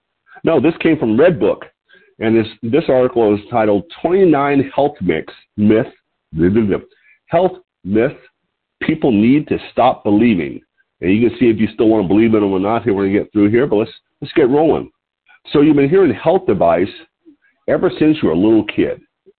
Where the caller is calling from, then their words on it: Lompoc, California, United States; I'm your host today. I'm calling you from Lompoc, California, which is 54 miles north of Santa Barbara on California's beautiful Central Coast.